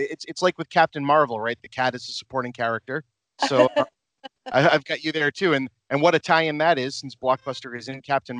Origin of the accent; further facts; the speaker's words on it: Massachusetts, United States; So I'm from Massachusetts.